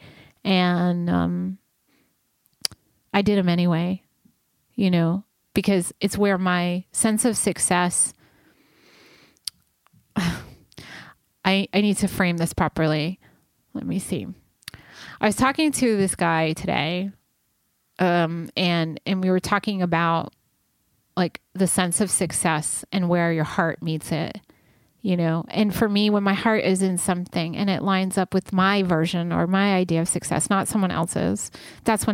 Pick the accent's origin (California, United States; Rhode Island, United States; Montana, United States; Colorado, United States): Rhode Island, United States; also born or lived in New York; now in Los Angeles, United States; I'm from the East Coast of Rhode Island, and then I moved to New York briefly, and then I like came out here